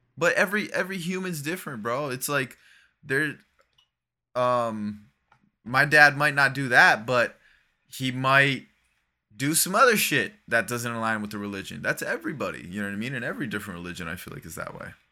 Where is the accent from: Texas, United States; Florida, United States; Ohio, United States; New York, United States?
Florida, United States; 'Cause I grew up from there. Like, I'm from Florida